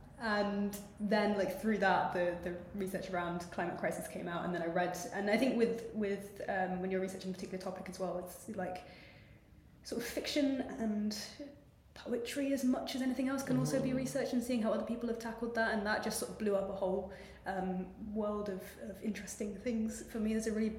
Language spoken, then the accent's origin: English; Heswall, North West England, United Kingdom; accent: posh Scouse; I grew up in Heswall, like on the North Wales side, the Flash bit, posh Scouse.